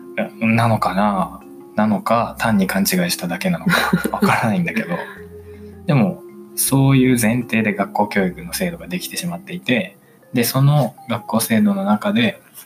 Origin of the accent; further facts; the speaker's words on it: Chiba, Japan; 実は私は出身、出身が千葉県なんだけど